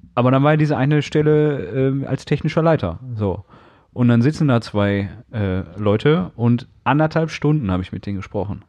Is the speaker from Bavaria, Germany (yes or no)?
no; Castrop-Rauxel, North Rhine-Westphalia, Germany; born or raised there; moved away; also born or lived in Sauerland